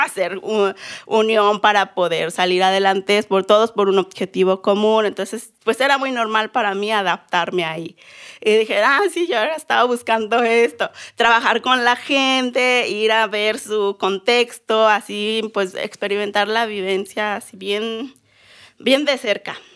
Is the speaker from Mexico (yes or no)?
yes; Silacayoapan, Oaxaca, Mexico; now in Guadalajara, Mexico; Soy mixteca de Oaxaca, porque sabemos que hay en Guerrero y en Puebla. Yo soy de Oaxaca.